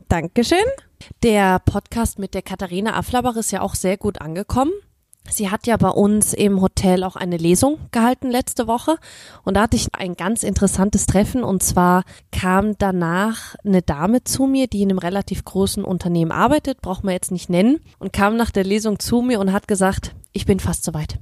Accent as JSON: {"language": "German", "country": "Germany", "said": "Ich als Deutsche"}